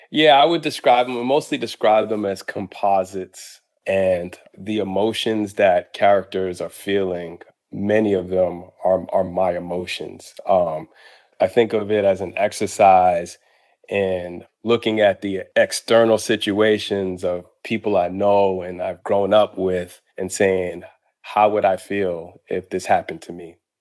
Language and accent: English; Boston, Massachusetts, United States; born or raised there; moved away; also born or lived in Harlem, New York